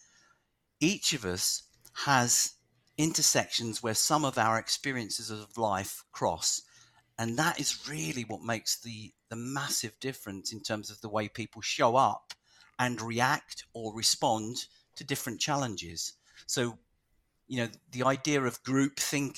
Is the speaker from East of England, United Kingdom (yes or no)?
no; London, United Kingdom; my whole family is Irish, and I was born in London to Irish parents all the way through the 60s and 70s and 80s